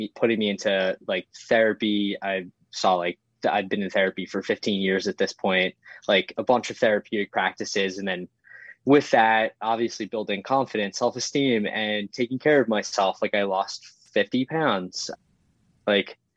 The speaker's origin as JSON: {"language": "English", "town": "Yorktown Heights", "region": "New York", "country": "United States", "tie": "born or raised there", "said": "I grew up in Westchester, which is super sports oriented community."}